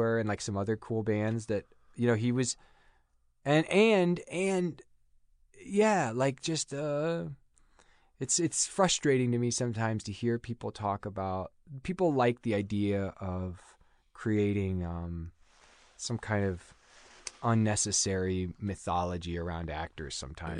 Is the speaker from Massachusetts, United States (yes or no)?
no; Overland Park, Kansas, United States; moved away as an adult; also born or lived in Chicago; now in Los Angeles, United States; back where I grew up in Kansas